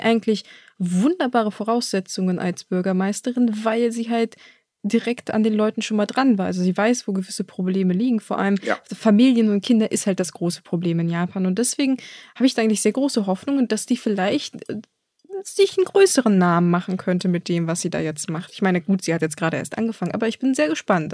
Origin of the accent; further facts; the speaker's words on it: Germany; bei uns in Deutschland